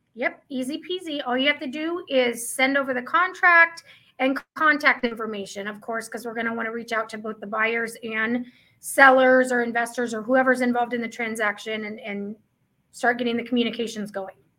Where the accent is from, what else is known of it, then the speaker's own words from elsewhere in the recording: Midwest, United States; now in Arizona, United States; I am from the Midwest